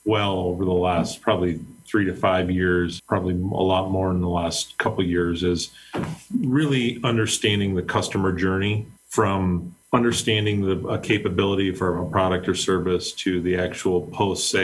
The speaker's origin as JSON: {"language": "English", "region": "Pennsylvania", "country": "United States", "tie": "born or raised there", "moved": "yes", "lives_now": "Cleveland, United States", "said": "I was born in the Mid-Atlantic states, so I grew up in Pennsylvania. I live in Cleveland now."}